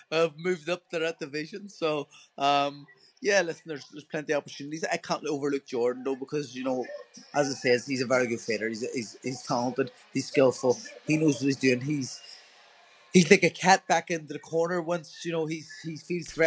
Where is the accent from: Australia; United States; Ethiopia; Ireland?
Ireland; being an Irish person